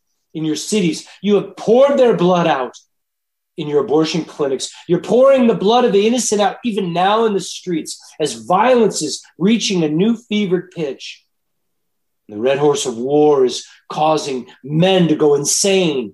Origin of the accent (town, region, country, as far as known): United States